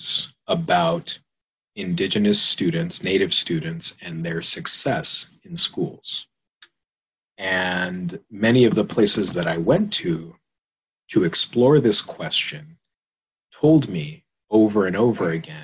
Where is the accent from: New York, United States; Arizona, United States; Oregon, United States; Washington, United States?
Arizona, United States; Tucson; moved away as an adult; I am from Southern Arizona. I grew up in a small reservation just outside of Tucson city limits.